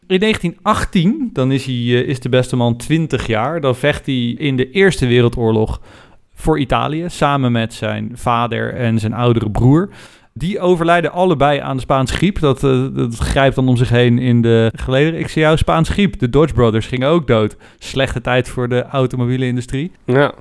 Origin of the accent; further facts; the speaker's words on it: Netherlands; wij als Nederlanders